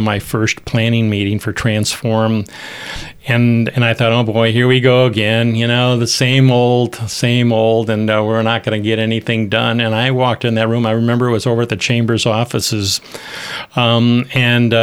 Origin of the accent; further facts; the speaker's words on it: Rockford, Illinois, United States; when I was growing up in Churchill Park, I played in that Keith Creek